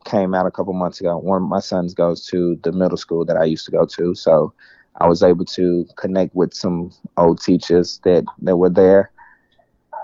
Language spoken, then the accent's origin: English; Memphis, Tennessee, United States; moved away; I'm originally from Memphis